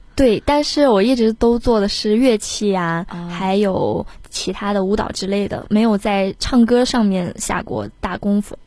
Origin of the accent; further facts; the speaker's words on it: Shanxi, China; 我从小生活在山西